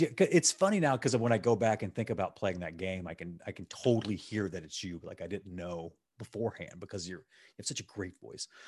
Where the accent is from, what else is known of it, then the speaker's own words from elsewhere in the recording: Gulf Coast, United States; now in Chicago, United States; I'm from the Gulf Coast